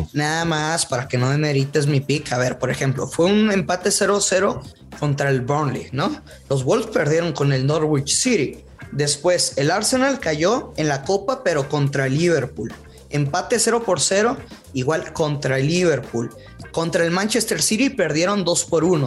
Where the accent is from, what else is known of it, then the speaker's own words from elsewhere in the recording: northern Mexico, Mexico; yo soy norteño